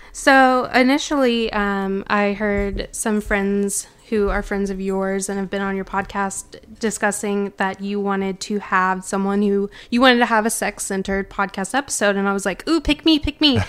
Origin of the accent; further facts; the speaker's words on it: Memphis, Tennessee, United States; born and raised in Memphis in the South